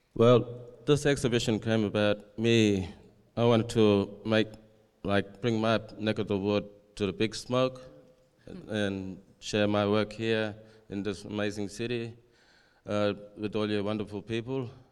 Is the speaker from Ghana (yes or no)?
no; Perth, Western Australia, Australia; moved away as an adult; also born or lived in Alice Springs, Northern Territory; I was taken to foster care and placed into the city. I was stripped away from cu, uh, language, culture, and family, and all my tradition. And I spent about twelve, uh, eighteen years in Perth and turned eighteen